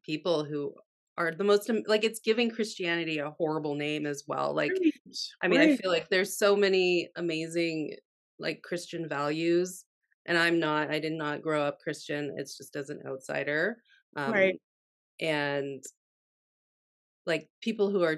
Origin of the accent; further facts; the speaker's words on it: Canada; now in United States; I'm Canadian who lives in America